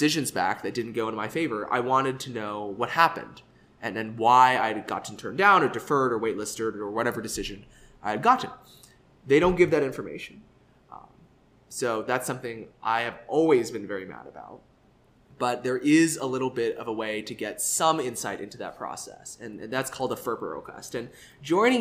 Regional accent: Dallas, Texas, United States

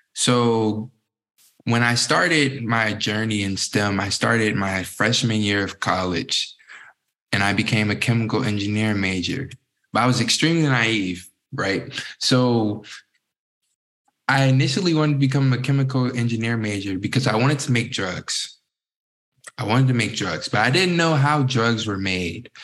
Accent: Newport News, Virginia, United States; I grew up in Southeast Virginia, Newport News, Virginia, known as the 757.

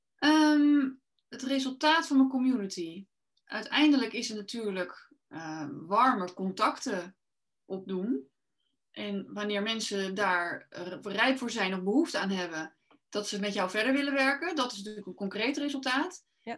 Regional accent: Rotterdam, South Holland, Netherlands; ik kom uit Rotterdam

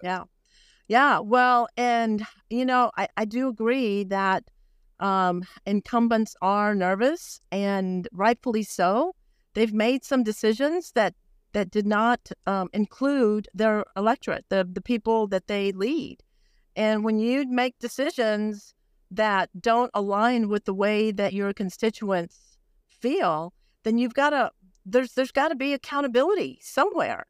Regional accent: Brownsville, Texas, United States; I was born on the border. I was born in Brownsville, Texas

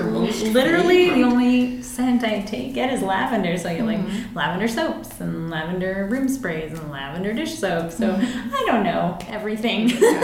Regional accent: Norwood, Colorado, United States; also born or lived in Telluride; I grew up mostly in Norwood. Worked in Telluride for a long time

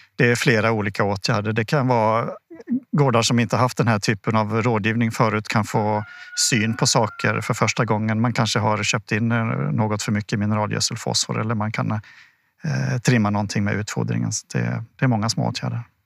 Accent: Sweden

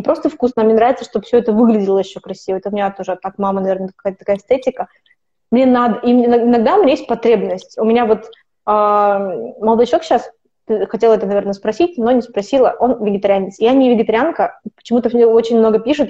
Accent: Kazakhstan; moved away as an adult; also born or lived in United Kingdom; now in Italy; Я из Казахстана

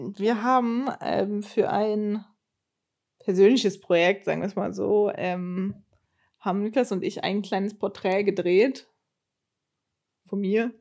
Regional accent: Germany; accent: German accent in English; wenn ich aber die Aufnahmen höre, höre ich den Akzent schon raus, den Deutschen. Ich glaube, das merkt man gar nicht so als Deutscher

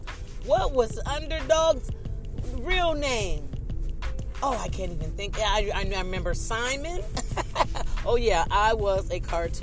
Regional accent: Ohio, United States; moved away; I'm originally from Ohio

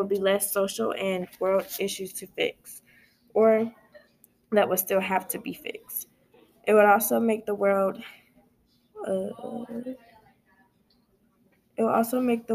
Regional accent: United States; as an American citizen

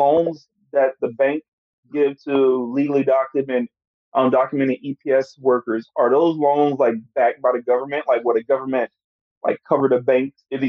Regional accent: United States; now in South Korea; I'm from America.

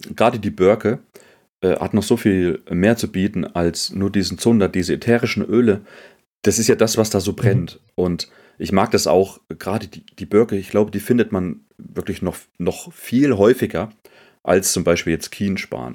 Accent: Germany; bei uns in Deutschland

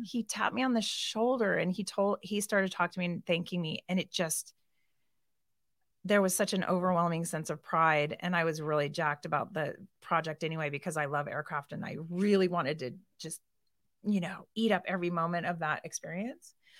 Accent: Boise, Idaho, United States; moved away as an adult; also born or lived in Portland; now in Kona, Hawaii, United States; I moved here when I was eight, so I went to Collister

